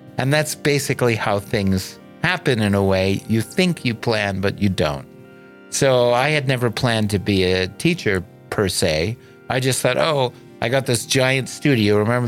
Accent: Ann Arbor, Michigan, United States; I grew up in Ann Arbor, Michigan.

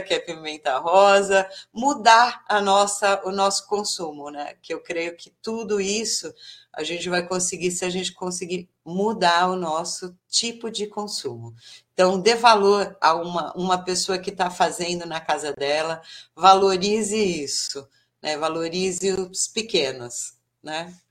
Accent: São Paulo, Brazil; moved away as an adult; now in Bertioga, Brazil; eu sou paulistana, da capital de São Paulo

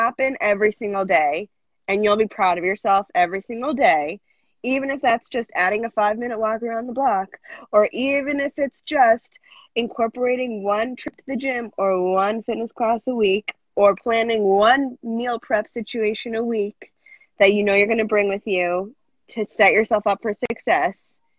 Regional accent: Massachusetts, United States; now in New York, United States

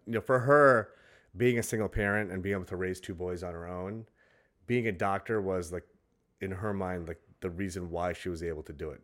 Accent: New York City, New York, United States; I grew up in Brooklyn.

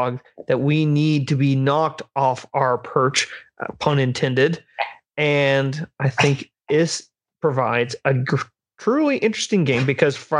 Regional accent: United States; as an American

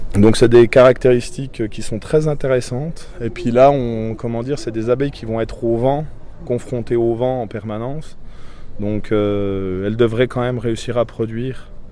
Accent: Doubs, Bourgogne-Franche-Comté, France; Je suis pas du Jura, moi, je suis du Doubs. je suis d'un des derniers villages euh, du Doubs euh, sur la frontière du Jura

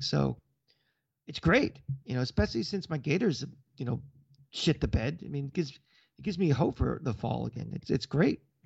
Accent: Tampa, Florida, United States; moved away; I'm from Tampa

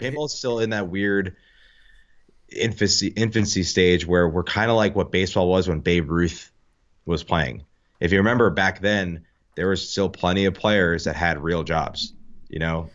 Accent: New Jersey, United States; I'm from Jersey

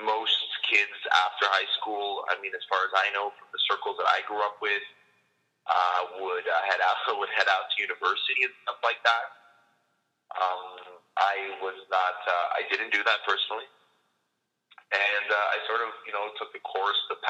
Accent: Canada; moved away as an adult; now in Israel; I'm actually originally from Canada

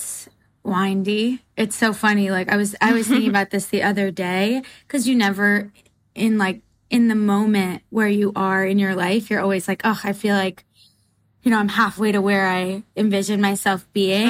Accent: New Jersey, United States; I'm from New Jersey too

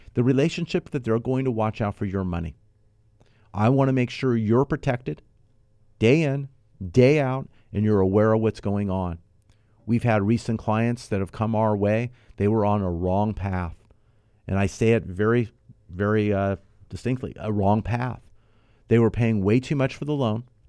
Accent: Los Angeles, California, United States; I grew up here in the Southern California. I grew up in the San Fernando Valley in North Hollywood area

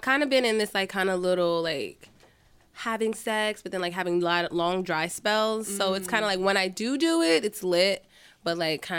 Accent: New York City, New York, United States; I'm from Queens, New York, born and raised.

